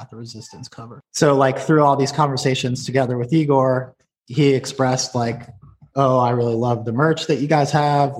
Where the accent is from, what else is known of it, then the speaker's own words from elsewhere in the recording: Erie, Pennsylvania, United States; moved away as an adult; also born or lived in New York City; I was in a band called … that was from my hometown Erie, Pennsylvania